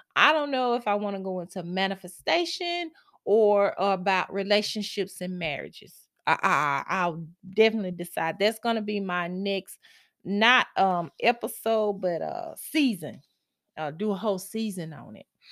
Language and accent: English; Mississippi, United States; now in Texas, United States; I am from Mississippi and I moved, I'm now in Texas, I'm still here